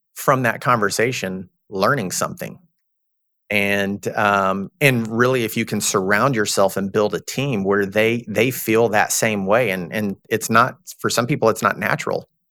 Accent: Texas, United States; I'm from Texas. I'm, I'm a Southern guy

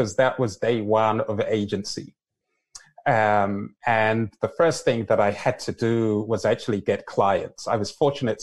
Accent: London, United Kingdom; now in Canada; My parents are Nigerian. I was born and raised in London, and here I am living in Canada.

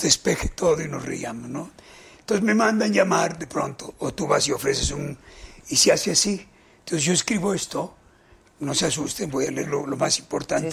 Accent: Mexico; Yo amo a mi país y soy de México.

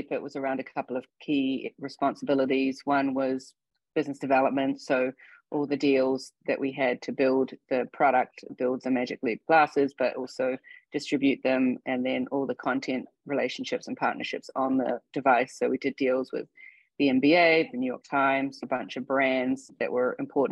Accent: New Zealand; moved away as an adult; also born or lived in India / Australia / Hong Kong; now in United States; I was born in India, but grew up in New Zealand.

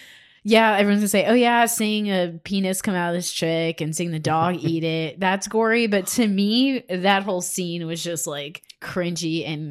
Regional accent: Cleveland, Ohio, United States; I grew up in Cleveland and you could see smokestacks.

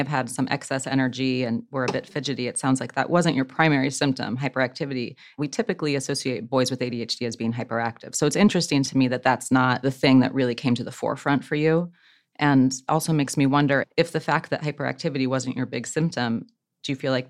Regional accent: Midwest, United States; I grew up in the Midwest in a relatively small town

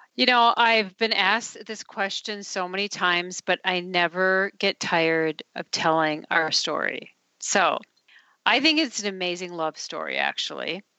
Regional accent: Duluth, Minnesota, United States; I grew up in Duluth, Minnesota, which is very hilly, uh, very cold

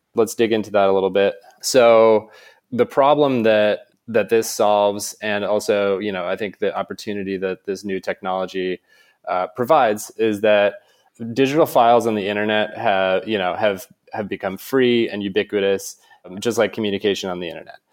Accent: Maine, United States; moved away as an adult; also born or lived in San Francisco; I grew up in Maine

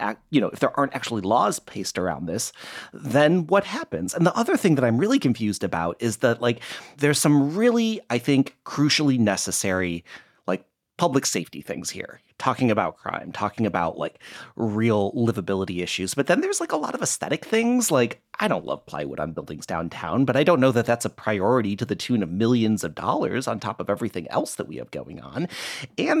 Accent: Midwest, United States; also born or lived in Toledo, Ohio; now in Portland, United States; I grew up in the Midwest and I spent a fair amount of time in Toledo, Ohio

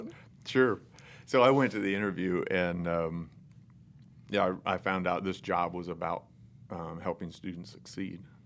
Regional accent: North Central Indiana, United States; I was raised in North Central Indiana by the all-American family almost

